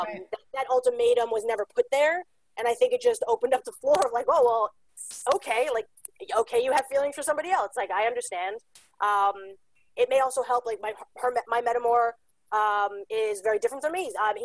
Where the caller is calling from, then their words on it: New York City, New York, United States; I am calling in from Staten Island, New York. We're the smallest of the five boroughs of New York City.